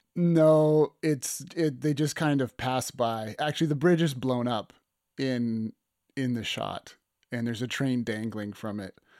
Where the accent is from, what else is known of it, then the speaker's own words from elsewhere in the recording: Lethbridge, Alberta, Canada; this landmark bridge that's in my hometown of Lethbridge